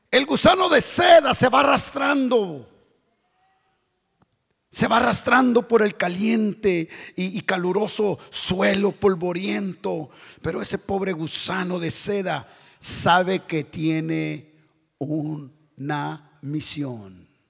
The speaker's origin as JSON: {"language": "Spanish", "town": "Tijuana", "region": "Baja California", "country": "Mexico", "said": "Pero otros hermanos, yo vengo de Tijuana, la ciudad más corrupta de, México."}